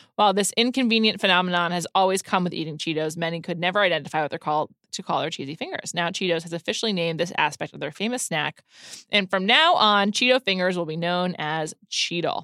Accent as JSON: {"language": "English", "region": "New York", "country": "United States", "tie": "born or raised there", "said": "I grew up on the Upper West Side"}